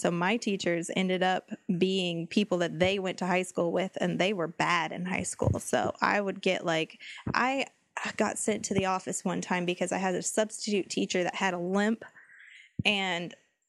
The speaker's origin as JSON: {"language": "English", "area": "High Desert", "region": "California", "country": "United States", "said": "It's up by the High Desert. That's where I'm from. Is the High Desert."}